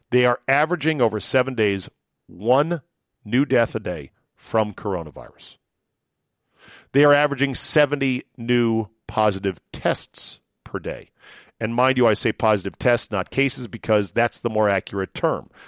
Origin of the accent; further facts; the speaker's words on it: Green Bay, Wisconsin, United States; I'm from Green Bay, Zabe, you know, Packers, meat packing.